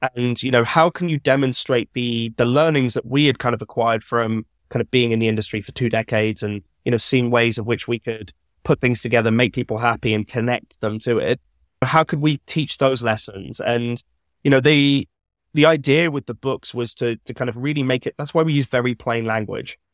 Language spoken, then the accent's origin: English; Birmingham, West Midlands, United Kingdom; I grew up in Birmingham